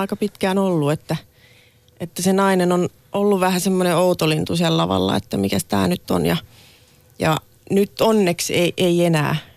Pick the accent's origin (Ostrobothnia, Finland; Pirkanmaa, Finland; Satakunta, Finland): Ostrobothnia, Finland; Laihia; now in Helsinki, Finland; mä oon Laihialta kotoisin ja nyt asun Helsingissä